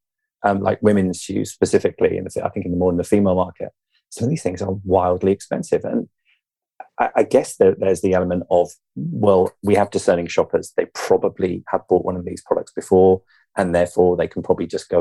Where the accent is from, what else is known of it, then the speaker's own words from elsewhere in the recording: England, United Kingdom; You and I, being English